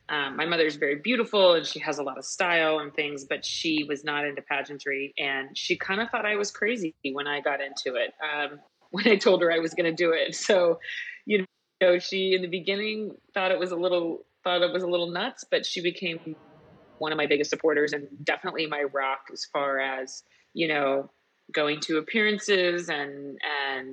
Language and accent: English; Kansas City, United States; I grew up in outside of Kansas City